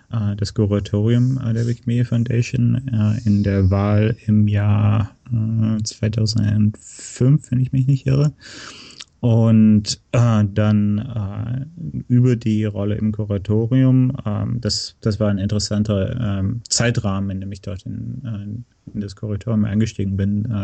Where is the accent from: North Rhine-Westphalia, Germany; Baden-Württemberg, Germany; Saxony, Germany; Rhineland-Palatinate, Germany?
North Rhine-Westphalia, Germany; moved away as an adult; also born or lived in Berlin / San Francisco; now in United States; Ja, ich bin in, äh, in Nordrhein-Westfalen äh, aufgewachsen, in der Nähe von Köln im Oberbergischen Land.